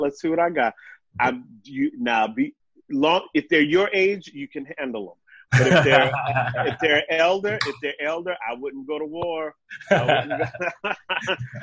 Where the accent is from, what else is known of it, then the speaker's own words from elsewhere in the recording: New Orleans, Louisiana, United States; now in New York, United States; I grew up in New Orleans